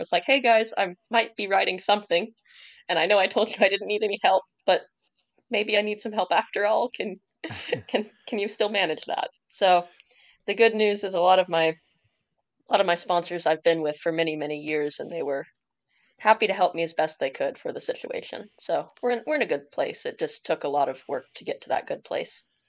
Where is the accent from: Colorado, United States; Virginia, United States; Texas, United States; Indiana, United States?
Indiana, United States; I'm from Indiana